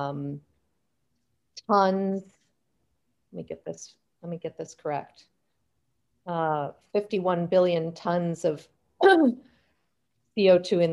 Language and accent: English; Silicon Valley, California, United States; I myself was born and raised in Silicon Valley